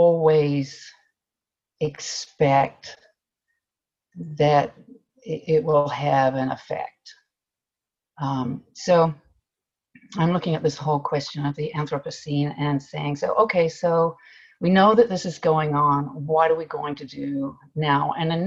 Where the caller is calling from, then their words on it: Fairbanks, Alaska, United States; Well, first I'd like to say that I'm joining from Fairbanks, the traditional homeland of the Diné and Dena'ina people of the Lower Tanana Valley.